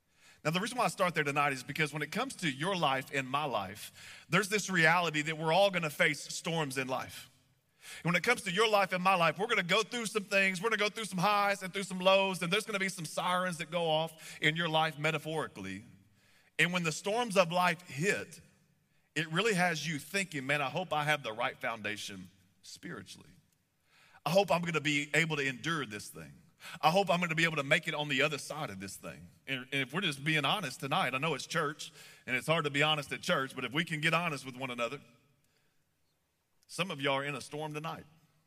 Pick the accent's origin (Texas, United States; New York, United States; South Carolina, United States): Texas, United States; moved away as an adult; now in Kansas City, United States; I grew up in Texas, and we moved up here a few years ago.